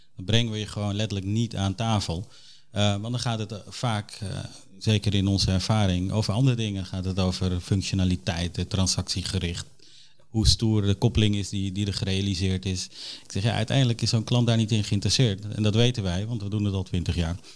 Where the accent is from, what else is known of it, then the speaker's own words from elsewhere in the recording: Suriname; now in Netherlands; Ik ben een trotse Nederlander, maar ik ben geboren in Suriname